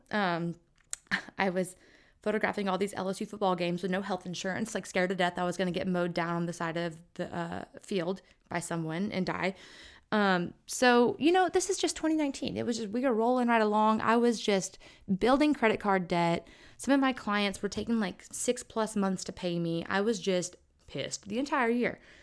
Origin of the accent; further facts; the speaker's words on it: Lake Charles, Louisiana, United States; moved away; my hometown of Lake Charles